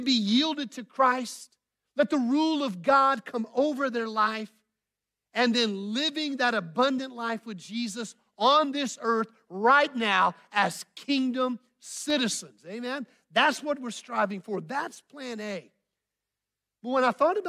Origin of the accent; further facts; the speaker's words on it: Bentonville, Arkansas, United States; moved away as an adult; also born or lived in Dubai; now in Houston, United States; I'm a Bentonville guy